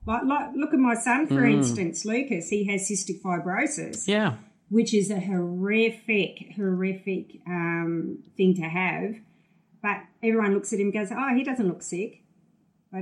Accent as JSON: {"language": "English", "region": "Tasmania", "country": "Australia", "tie": "born or raised there", "said": "growing up in Tasmania"}